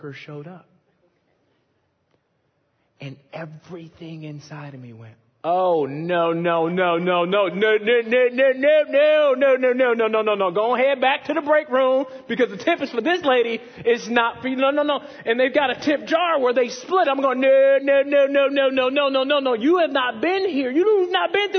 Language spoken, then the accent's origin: English; Chicago, Illinois, United States; moved away; I'm from Chicago